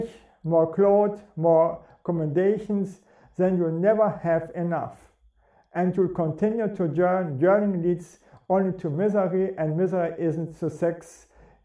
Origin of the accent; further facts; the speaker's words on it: Bremen, Germany; I'm coming from Bremen, and Bremen is very cold